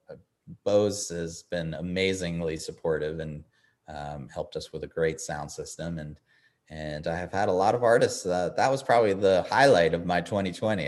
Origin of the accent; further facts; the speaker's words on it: Eastern Long Island, New York, United States; now in Nashville, United States; growing up on Eastern Long Island